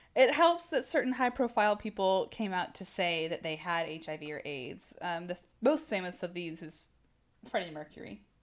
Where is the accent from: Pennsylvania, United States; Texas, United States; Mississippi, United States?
Texas, United States; I'm from Texas